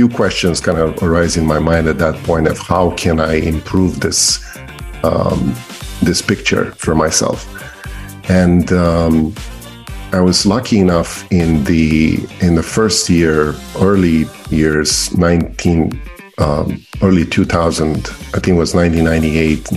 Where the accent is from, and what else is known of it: Romania; born or raised there; English is a second language; moved away as an adult; now in Maryland, United States